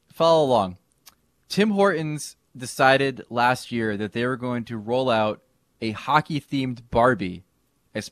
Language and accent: English; New Jersey, United States; as a kid growing up in Jersey during the 1980s